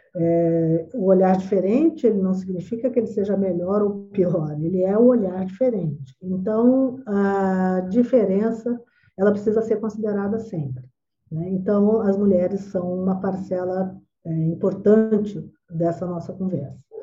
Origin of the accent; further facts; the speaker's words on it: Campo Grande, Mato Grosso do Sul, Brazil; Eu sou campo-grandense